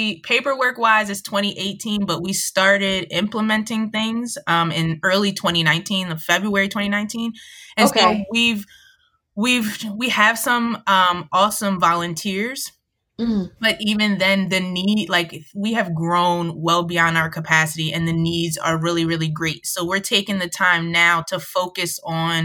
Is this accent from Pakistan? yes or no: no; Montgomery County, outside Philadelphia, Pennsylvania, United States; now in Philadelphia, United States; I was raised outside of Philly in the suburbs in Montgomery County